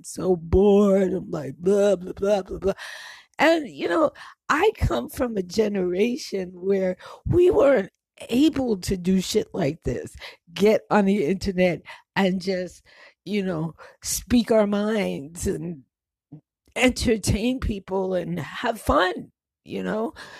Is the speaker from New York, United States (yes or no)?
yes; New York, United States; also born or lived in New Jersey / Connecticut; I grew up in New York, so in New Jersey, and Connecticut, and a whole bunch of other places.